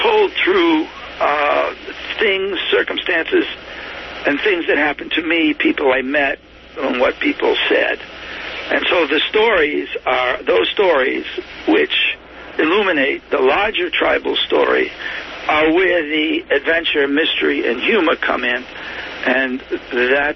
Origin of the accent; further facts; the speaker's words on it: Millville, Massachusetts, United States; also born or lived in Woonsocket, Rhode Island / Worcester, Massachusetts / Boston, Massachusetts / Syria (ancestry); being born in Woonsocket, Rhode Island, growing up in Millville, Massachusetts